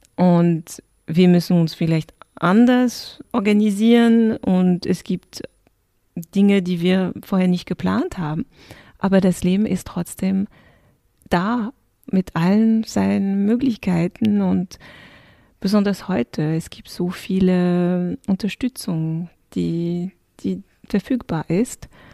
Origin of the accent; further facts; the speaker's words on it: France; moved away; ich bin ursprünglich bin in Frankreich aufgewachsen und mein Vater kommt aus dem Senegal